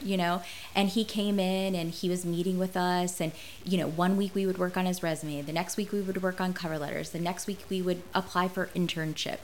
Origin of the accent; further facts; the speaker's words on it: Martinsburg, West Virginia, United States; I grew up in Martinsburg, West Virginia